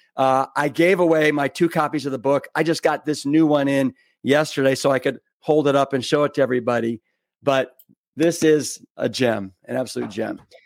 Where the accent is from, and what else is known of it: Austin, Texas, United States; born or raised there